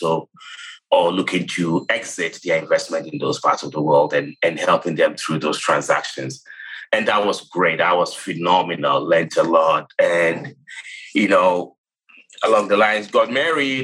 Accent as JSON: {"language": "English", "country": "Ghana", "tie": "born or raised there", "moved": "as an adult", "said": "I was born and raised in Ghana, if you guess where the accent is from, where I grew up and went to college."}